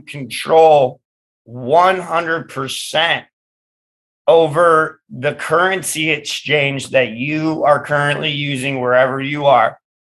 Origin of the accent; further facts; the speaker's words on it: Michigan, United States; Michigan, my home state